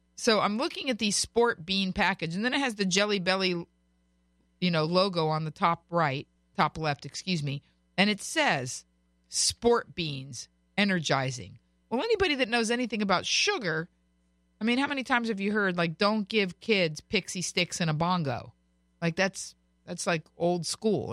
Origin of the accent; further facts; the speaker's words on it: Florida, United States; now in California, United States; I was born and raised in Florida, but I live in California